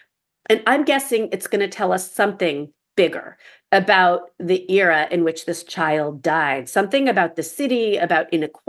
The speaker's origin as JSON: {"language": "English", "town": "New York City", "region": "New York", "country": "United States", "tie": "born or raised there", "said": "I grew up in New York City. I was alive in 1985."}